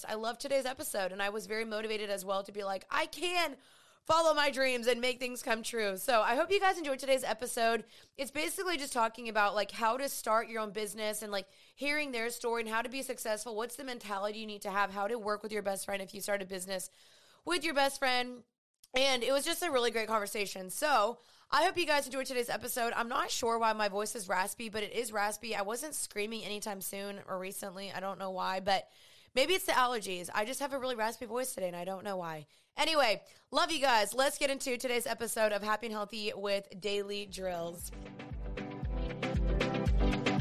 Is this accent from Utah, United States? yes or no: no; Dallas, Texas, United States; I'm 28 years old. I'm from Dallas.